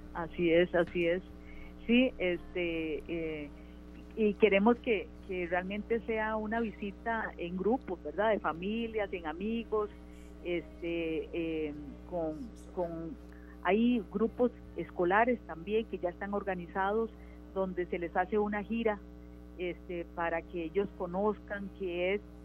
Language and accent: Spanish; Costa Rica; Nosotros eh, como país